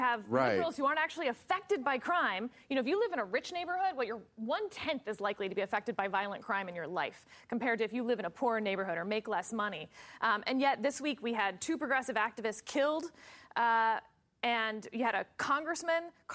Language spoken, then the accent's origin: English; Texas, United States; I'm from Texas